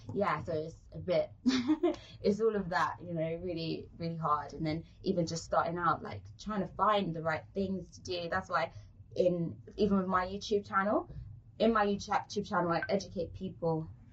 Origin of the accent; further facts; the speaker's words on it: London, United Kingdom; accent: British; moved away as an adult; now in Turks and Caicos Islands; in London, uh, I'm from South